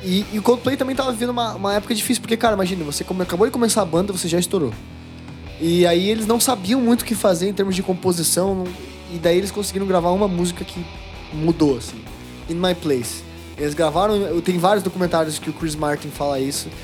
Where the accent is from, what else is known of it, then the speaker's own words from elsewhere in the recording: Brazil; a gente é brasileiro